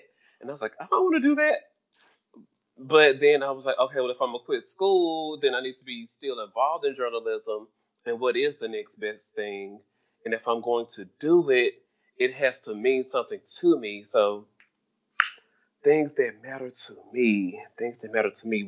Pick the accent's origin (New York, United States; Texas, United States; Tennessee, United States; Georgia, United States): Tennessee, United States; Memphis; I'm a nigga from Memphis